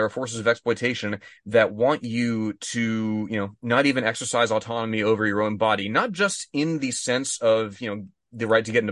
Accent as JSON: {"language": "English", "region": "Texas", "country": "United States", "tie": "born or raised there", "said": "I was born in Texas"}